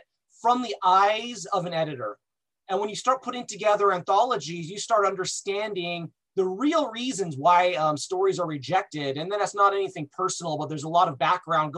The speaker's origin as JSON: {"language": "English", "town": "Los Angeles", "region": "California", "country": "United States", "tie": "born or raised there", "said": "I was born in Los Angeles"}